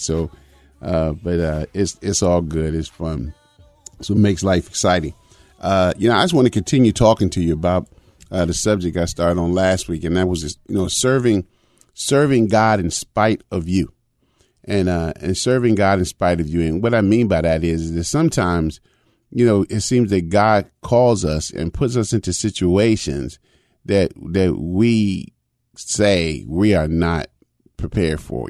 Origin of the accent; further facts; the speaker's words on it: Chicago, Illinois, United States; when I was a young boy growing up in Chicago.